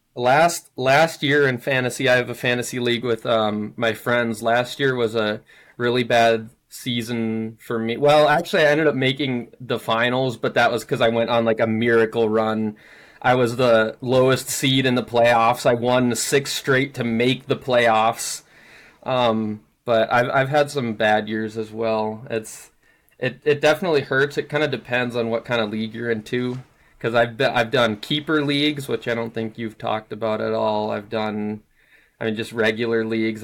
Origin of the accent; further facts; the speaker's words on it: Minnesota, United States; moved away as an adult; also born or lived in Hawaii; now I'm living back in Minnesota, born and raised in Minnesota